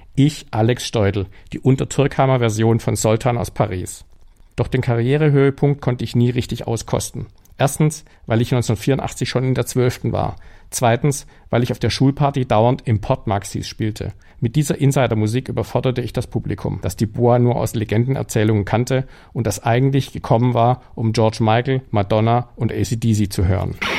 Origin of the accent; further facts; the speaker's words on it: Stuttgart, Baden-Württemberg, Germany; in Stuttgart, wo ich aufgewachsen bin.